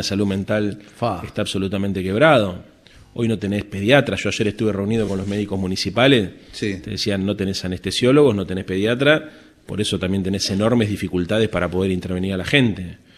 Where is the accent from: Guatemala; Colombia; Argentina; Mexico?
Argentina; Buenos Aires; nosotros somos la capital de la República